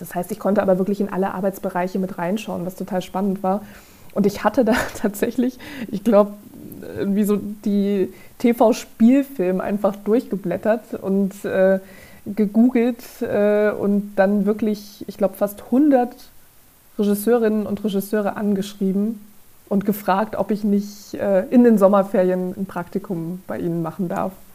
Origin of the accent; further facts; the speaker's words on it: Saarland, Germany; moved away; ich komme ursprünglich aus dem Saarland